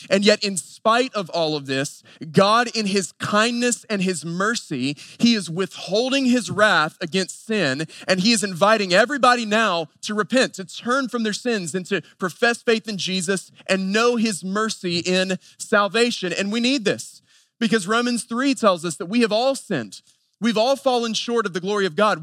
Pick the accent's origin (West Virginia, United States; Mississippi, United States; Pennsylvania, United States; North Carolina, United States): North Carolina, United States; Western; I grew up in Western North Carolina at a very traditional Southern Baptist church